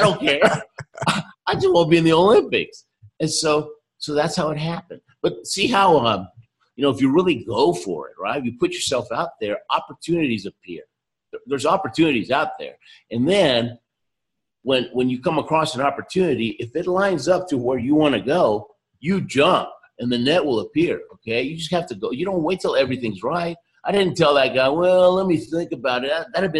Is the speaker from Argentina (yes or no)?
yes; Argentina; born there; I happen to tell him that I was born in Argentina